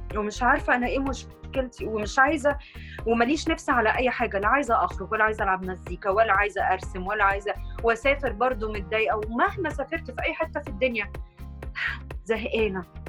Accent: Egypt; احنا مثلا كمصريين

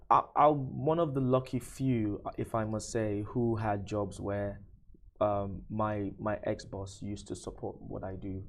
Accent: Nigeria; now in UAE; I'm from Nigeria

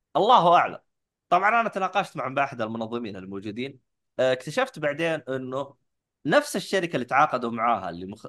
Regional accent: Saudi Arabia; عندنا في السعوديه

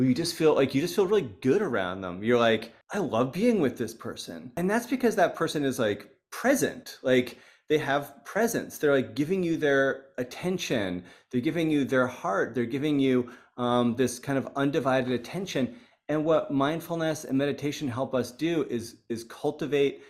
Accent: United States; I was coming in as an American

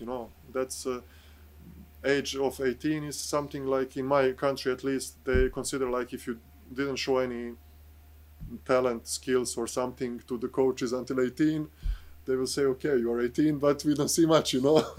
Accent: Bosnia & Herzegovina; English is a second language; moved away as an adult; also born or lived in Serbia / Krasnoyarsk, Russia / France / Berlin, Germany; I started in my home country in uh, Bosnia with my first professional co- contract.

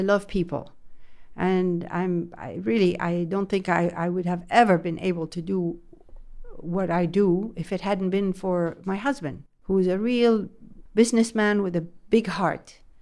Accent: France; now in Jeddah, Saudi Arabia; I grew up in France

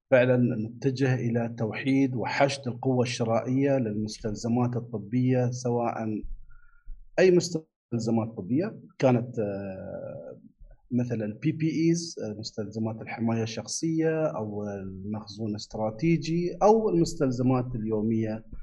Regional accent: Abu Dhabi, United Arab Emirates; من ابو ظبي انا

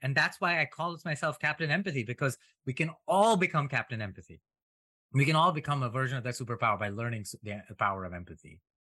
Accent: India; moved away as an adult; now in United States; I grew up in India and an im-, immigrant to United States.

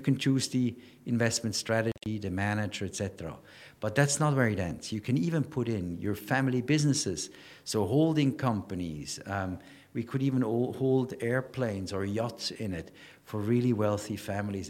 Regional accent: Switzerland; also born or lived in Ireland; now in Dubai, United Arab Emirates; I'm from Switzerland

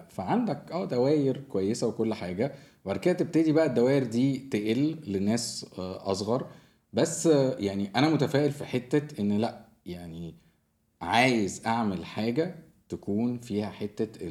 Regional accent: Egypt; now in Dubai, United Arab Emirates; عندنا احنا آه، يعني كمصريين

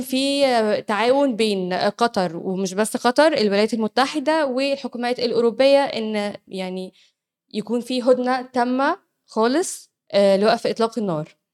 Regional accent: Egypt; عندنا في مصر

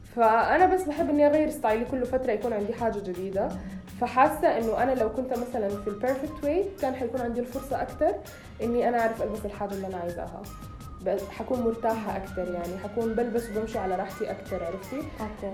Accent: Sudan; بلدي يعني بما انه انا سودانية

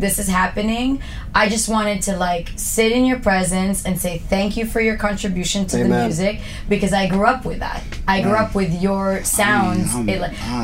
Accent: Toronto, Ontario, Canada; moved away as an adult; also born or lived in Mississauga; now in Dubai, United Arab Emirates; I grew up in Etobicoke and Mississauga, but then I moved like downtown later on.

